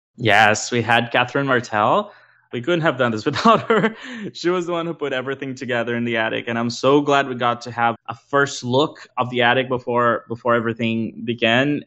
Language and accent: English; Brazil; moved away; I'm originally from Brazil as well.